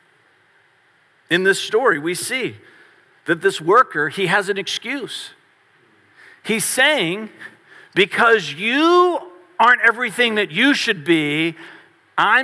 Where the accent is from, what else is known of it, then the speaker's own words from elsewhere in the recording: Varina, Virginia, United States; I grew up in Verina, which is in Henrico County, just outside of Richmond.